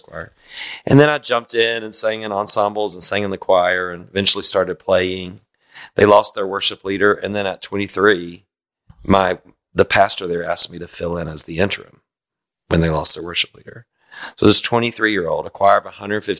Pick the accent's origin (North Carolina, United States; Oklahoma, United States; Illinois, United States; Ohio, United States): North Carolina, United States; Boone; I grew up in Boone, North Carolina, the mountains of Boone